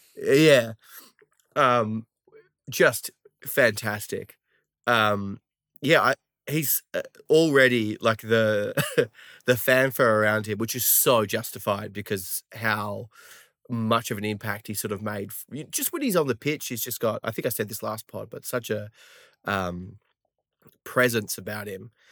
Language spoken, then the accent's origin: English; Australia; accent: Australian